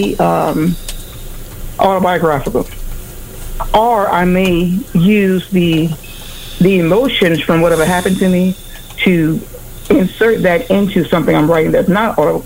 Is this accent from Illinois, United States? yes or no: no; Louisiana, United States; I am from the South, Louisiana